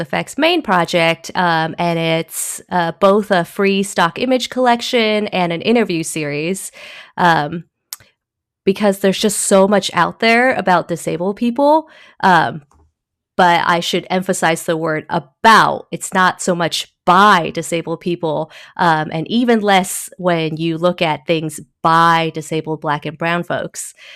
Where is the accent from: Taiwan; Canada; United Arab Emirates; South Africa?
Taiwan; also born or lived in Originally from Taiwan; now in United States; I was born in Taiwan